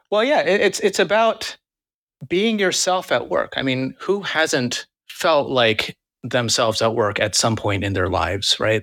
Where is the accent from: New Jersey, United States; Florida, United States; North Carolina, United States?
New Jersey, United States; New Jersey suburbs, United States; also born or lived in Queens, New York City / New York City; I was born and raised in Queens, and then at, like, seven years old, my family moved over to New Jersey.